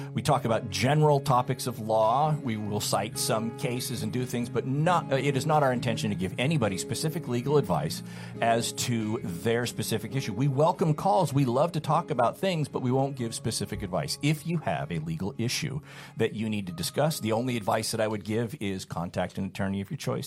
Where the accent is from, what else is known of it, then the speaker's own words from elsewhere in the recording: California, United States; also born or lived in Utah / Sullivan County, Tennessee; I was born and raised in California